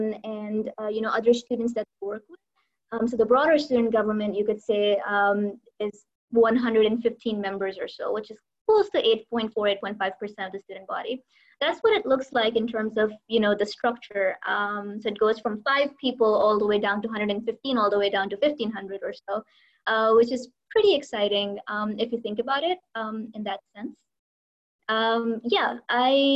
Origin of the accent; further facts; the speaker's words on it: Lahore, Punjab, Pakistan; moved away as an adult; now in Abu Dhabi, United Arab Emirates; I'm from Lahore in Pakistan. That's where I have lived for most of my life